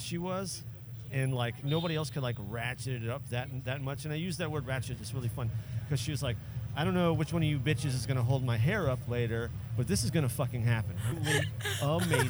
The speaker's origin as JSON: {"language": "English", "town": "New Orleans", "region": "Louisiana", "country": "United States", "tie": "born or raised there", "said": "This is my hometown"}